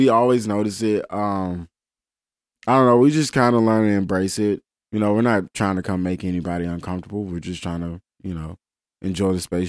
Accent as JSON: {"language": "English", "town": "Memphis", "region": "Tennessee", "country": "United States", "said": "And it's like, they just can't resist to ask, so where are you guys from? And we're just like, Memphis."}